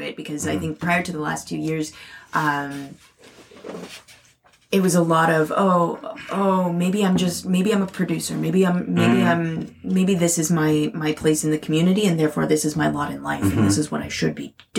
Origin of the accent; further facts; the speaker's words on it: Canada; a Canadian artist